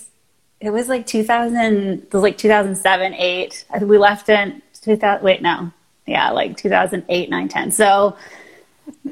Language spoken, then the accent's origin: English; Washington, United States; moved away as an adult; also born or lived in California; I'm originally from Washington State, which is where I am right now.